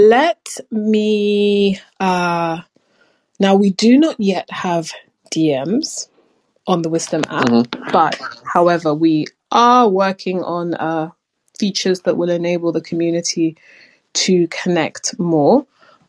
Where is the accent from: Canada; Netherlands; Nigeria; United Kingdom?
United Kingdom; London